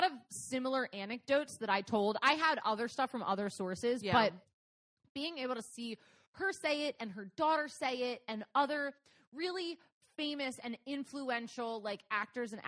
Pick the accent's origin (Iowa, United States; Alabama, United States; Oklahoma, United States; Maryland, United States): Maryland, United States; we're from Maryland